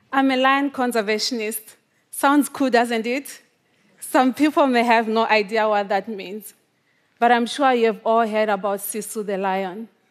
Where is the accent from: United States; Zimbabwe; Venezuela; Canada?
Zimbabwe; The first time that I saw a wild animal in my home country was when I was twenty-five years old. Even though lions and African wild dogs lived just a few miles away from my home. This is quite common in Zimbabwe